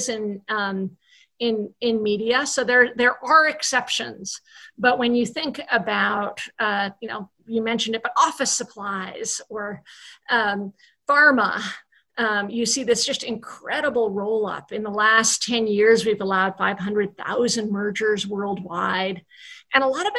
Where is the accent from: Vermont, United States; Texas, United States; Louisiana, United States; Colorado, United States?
Vermont, United States; I'm from Vermont